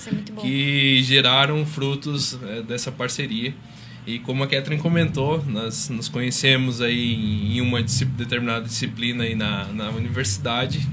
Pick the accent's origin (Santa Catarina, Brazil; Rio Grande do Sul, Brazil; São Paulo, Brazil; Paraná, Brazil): Santa Catarina, Brazil; São Joaquim; also born or lived in Rio do Sul; Eu sou da Serra, sou serrano, sou de São Joaquim.